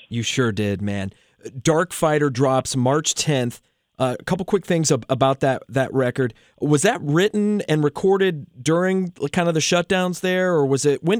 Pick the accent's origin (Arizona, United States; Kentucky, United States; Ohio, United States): Ohio, United States; southeastern; I'm from southeastern Ohio